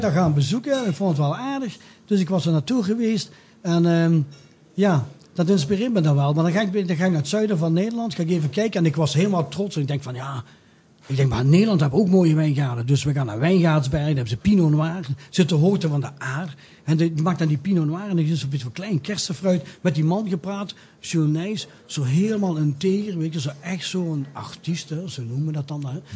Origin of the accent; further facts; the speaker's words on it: Belgium; now in Netherlands; een kleintje het landje waar ik vandaan kom.